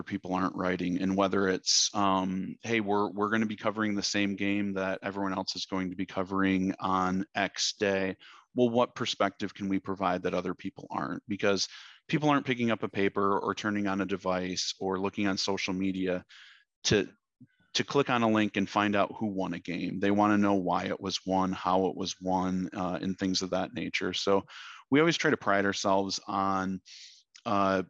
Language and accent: English; Michigan, United States; now in Dallas, United States; I grew up in Michigan.